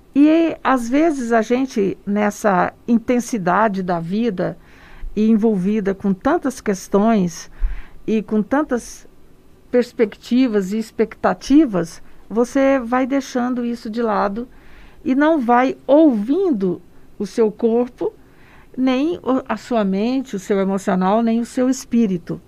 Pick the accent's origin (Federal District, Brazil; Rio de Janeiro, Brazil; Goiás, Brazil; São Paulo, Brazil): Goiás, Brazil; interior of; also born or lived in Goiânia; Eu sou goiana, do interior de Goiás, nasci no Cerrado, sou apaixonada pelo Cerrado e estou aqui em Goiânia já há algum tempo